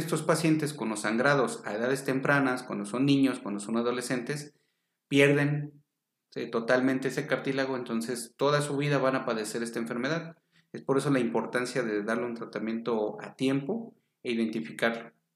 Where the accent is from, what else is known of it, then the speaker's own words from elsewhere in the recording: Mexico City, Mexico; Soy originario de la Ciudad de México.